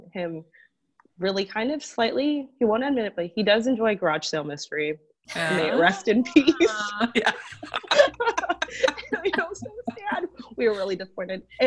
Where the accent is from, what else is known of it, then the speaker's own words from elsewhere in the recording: Florida, United States; I am from Florida